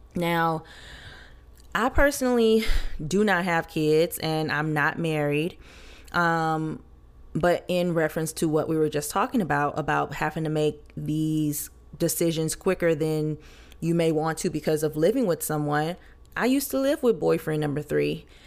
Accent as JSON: {"language": "English", "region": "Louisiana", "country": "United States", "said": "I'm from Louisiana"}